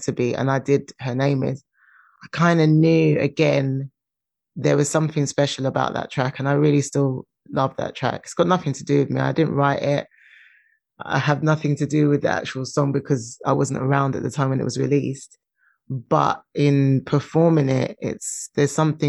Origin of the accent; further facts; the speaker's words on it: London, United Kingdom; I'm from London